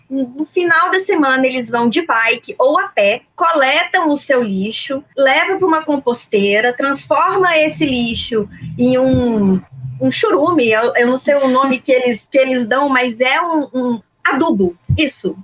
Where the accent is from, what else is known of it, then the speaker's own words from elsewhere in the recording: Brasília, Federal District, Brazil; moved away as an adult; now in Rio de Janeiro, Brazil; É a cidade onde eu nasci, onde eu criei laços muito fortes onde eu tenho meus amigos que são meus amigos até hoje, onde eu cresci